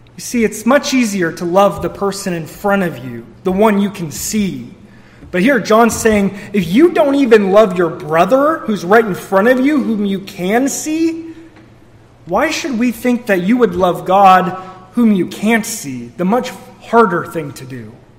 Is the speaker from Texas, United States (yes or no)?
no; Missouri, United States; moved away; We're all from Missouri